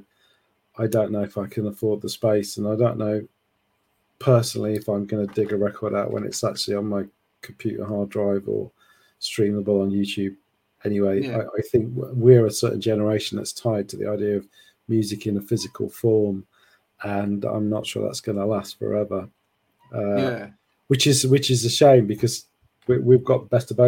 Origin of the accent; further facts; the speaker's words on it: Sheffield, Yorkshire and the Humber, United Kingdom; moved away; I'm from Sheffield originally